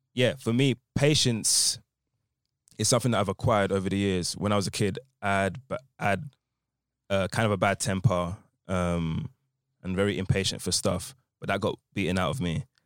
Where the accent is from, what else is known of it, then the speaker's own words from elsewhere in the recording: Essex, East of England, United Kingdom; I'm from Essex